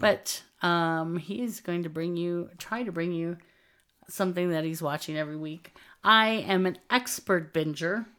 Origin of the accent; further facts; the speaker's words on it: Texas border of Mexico, United States; we grew up um, in the Texas border of Mexico.